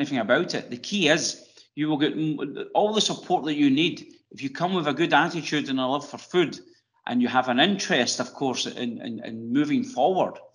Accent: Ireland; accent: Irish; moved away as an adult; my accent probably gives it away. I lived in Ireland for 24 years.

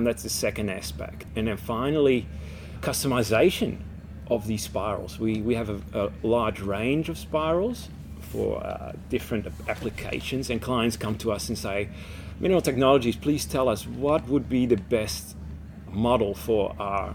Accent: Netherlands; now in Australia; Born and raised in the Netherlands

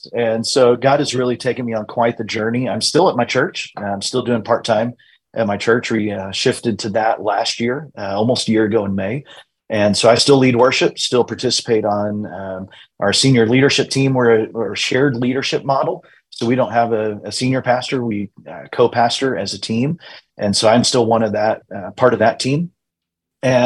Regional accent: Eastern Plains, New Mexico, United States; I grew up in the Eastern Plains in New Mexico.

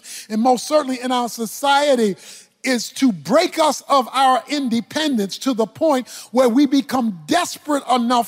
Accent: Baltimore, Maryland, United States; So I'm from Baltimore

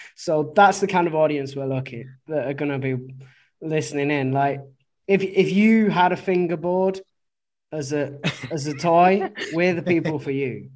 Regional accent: Oldham, North West England, United Kingdom; moved away as an adult; now in Guangzhou, China; I'm from Oldham

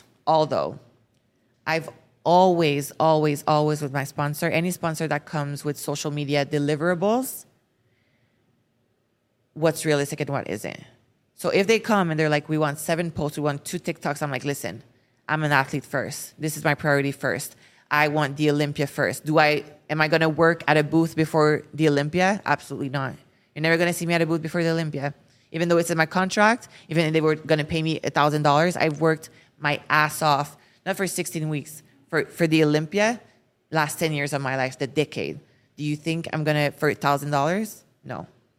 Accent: France; accent: French; English is a second language; when I started for social media, I couldn't speak English. Like my French accent was so bad. It's still a little bit bad.

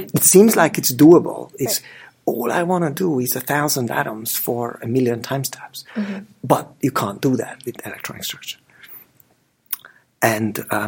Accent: Budapest, Hungary; moved away; We grew up together in Budapest

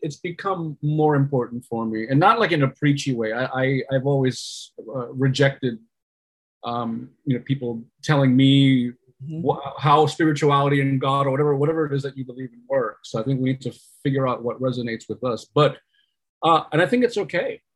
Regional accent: New York, United States; I'm a New Yorker New York born Puerto Rican, but I was raised by uh, immigrants

